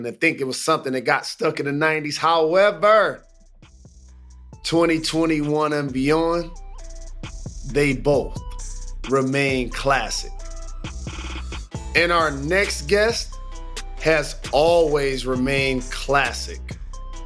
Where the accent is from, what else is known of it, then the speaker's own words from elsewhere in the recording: Detroit, Michigan, United States; Growing up in Detroit, it becomes second nature to be in tune with everything trending, everything fashionable, your flavor, your style. It's mandatory as a native Detroiter.